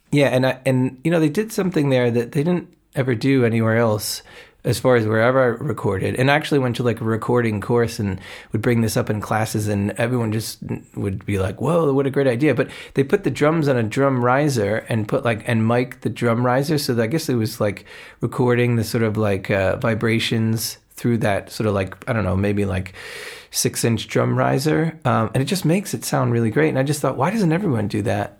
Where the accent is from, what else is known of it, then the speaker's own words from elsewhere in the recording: New Jersey, United States; I grew up in New Jersey